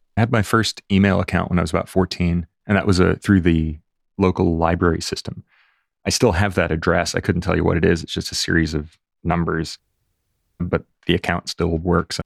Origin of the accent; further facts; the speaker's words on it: Fort Lauderdale, Florida, United States; now in London, United Kingdom; I grew up in Fort Lauderdale, just north of Miami